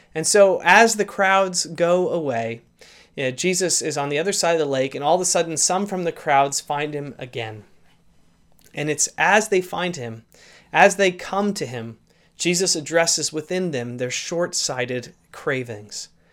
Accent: St. Louis, Missouri, United States; now in Canada; I actually grew up in the Saint Louis area

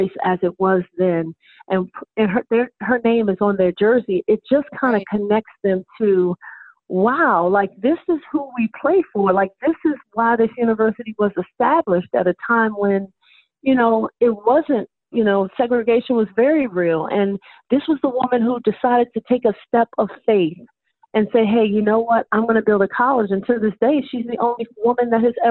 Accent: Maryland, United States; now in Florida, United States; I'm from the Maryland area originally, so when we go up to that area to play, that's home for me

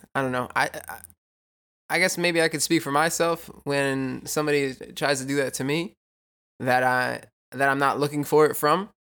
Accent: New York, United States; I'm from New York

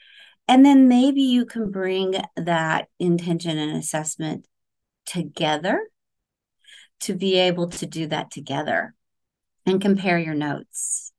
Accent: Oklahoma, United States; now in Florida, United States; So I'm a transplant from the Oklahoma area. I say you guys, not y'all.

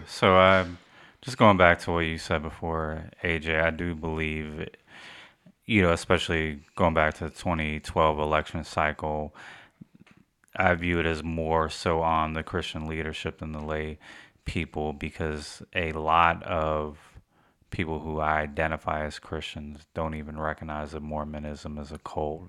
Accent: United States; us as American, we get stuck in only knowing English

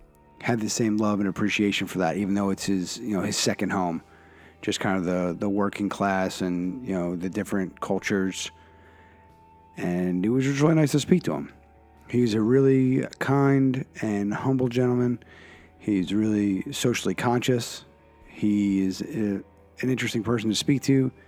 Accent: Philadelphia, Pennsylvania, United States; now in New England, United States; Alex comes to us via Philadelphia, my hometown, by way of Vermont. So he and I can have the reverse commute in our journeys. I started in Philadelphia and ended up in New England

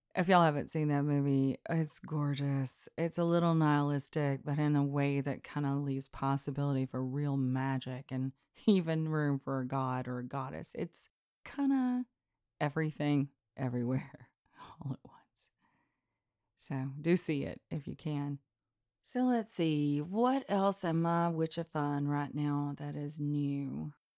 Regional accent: Deep South, United States; I'm from the Deep South

